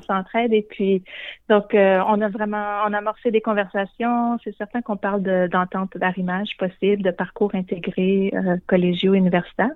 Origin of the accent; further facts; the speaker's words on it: Shawinigan, Quebec, Canada; moved away as an adult; also born or lived in Guelph, Ontario / United States; now in Toronto, Canada; Je suis originaire de Shawinigan